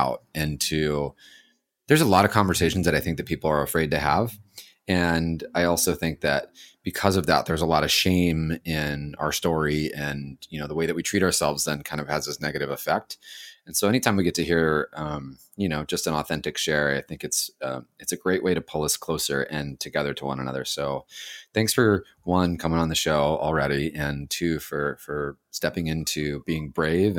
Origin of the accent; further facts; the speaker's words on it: Southern California, United States; I'm from Southern California